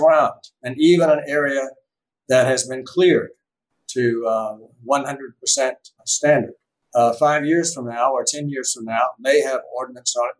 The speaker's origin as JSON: {"language": "English", "country": "United States", "said": "as a veteran and as an American citizen"}